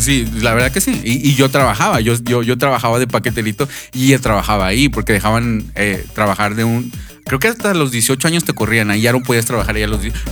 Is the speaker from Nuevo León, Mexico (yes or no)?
yes; Monterrey, Nuevo León, Mexico; allá en, en, mi niñez, allá en Nuevo León, en Monterrey